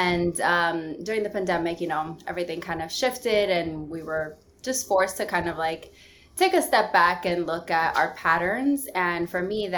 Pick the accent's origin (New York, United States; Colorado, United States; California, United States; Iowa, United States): New York, United States; New York City; also born or lived in Dominican Republic; I'm Dominican parents, and I lived there for a majority of my childhood, but I'm from New York City. I was born in Manhattan and I live in Queens.